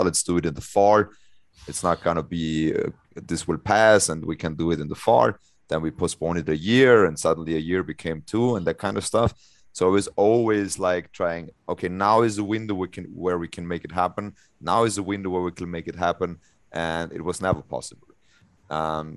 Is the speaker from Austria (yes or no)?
yes; Austria; I'm also in the head group of the national organization in Austria, where I'm from.